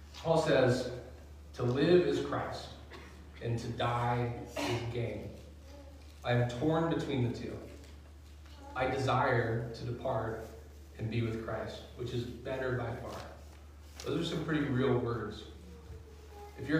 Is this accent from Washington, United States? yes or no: yes; outside of Seattle, Washington, United States; also born or lived in Nine Mile Falls, Washington; I grew up outside of Seattle